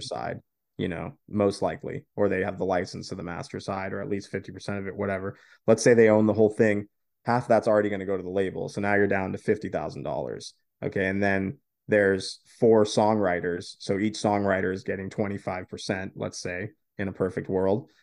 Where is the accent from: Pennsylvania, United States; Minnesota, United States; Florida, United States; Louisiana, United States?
Florida, United States